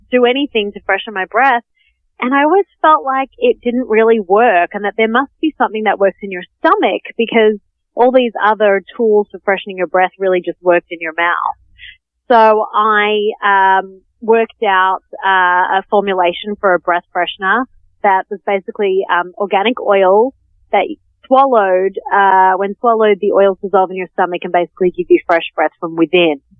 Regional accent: Australia; moved away as an adult; now in New York, United States; I'm actually Australian.

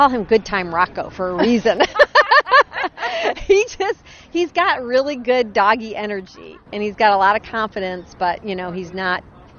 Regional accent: Chicago, Illinois, United States; now in Atlanta, United States; I grew up here in Chicago

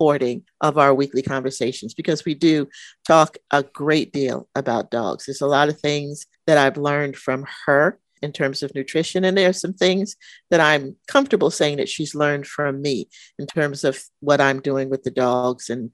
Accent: New York, United States; moved away; when I was a little girl and my growing up in New York, and we would go into the city

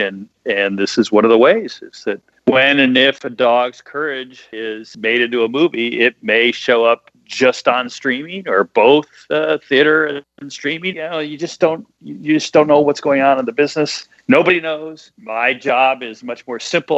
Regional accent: Midwest, United States; I'm from the Midwest.

